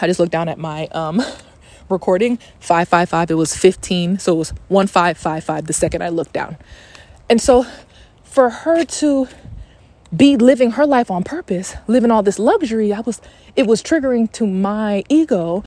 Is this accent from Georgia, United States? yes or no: yes; Atlanta, Georgia, United States; also born or lived in Texas; I'm from Atlanta